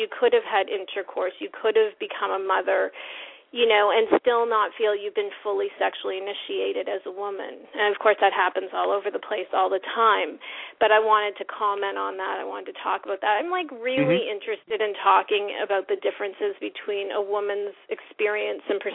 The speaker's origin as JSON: {"language": "English", "region": "New Brunswick", "country": "Canada", "tie": "born or raised there", "also_born_or_lived": "Israel", "moved": "as an adult", "lives_now": "New York, United States", "said": "I'm from New Brunswick. I'm from the East Coast"}